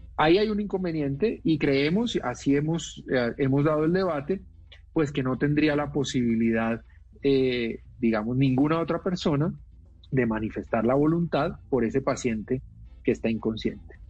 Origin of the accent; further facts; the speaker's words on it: Palmira, Valle del Cauca, Colombia; yo estudié en un colegio eh, católico en mi ciudad natal, que es eh, Palmira